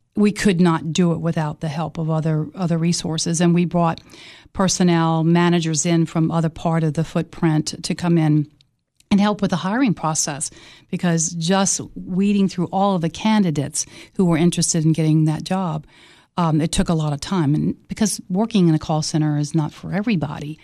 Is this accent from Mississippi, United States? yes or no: yes; Mississippi Gulf Coast, United States; moved away as an adult; also born or lived in Miami / Cookeville; Hurricane Katrina destroyed my hometown just like Camille did